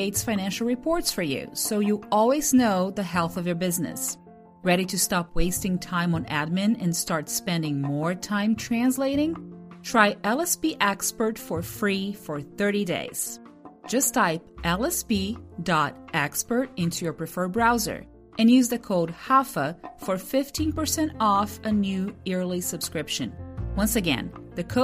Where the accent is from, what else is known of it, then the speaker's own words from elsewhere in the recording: Brazil; I'm from Brazil